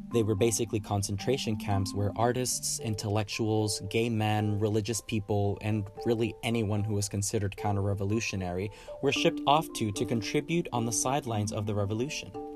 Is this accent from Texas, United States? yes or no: yes; Dallas, Texas, United States; I am from the South, specifically Dallas, Texas